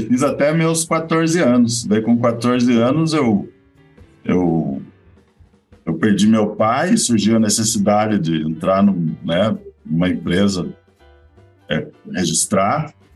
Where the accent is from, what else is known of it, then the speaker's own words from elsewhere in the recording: Curitiba, Paraná, Brazil; eu sou curitibano, mas o meu sangue é Catarina.